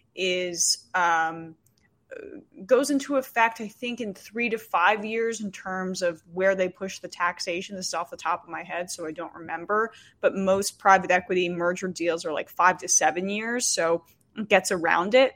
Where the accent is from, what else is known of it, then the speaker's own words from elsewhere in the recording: New Jersey, United States; I grew up in New Jersey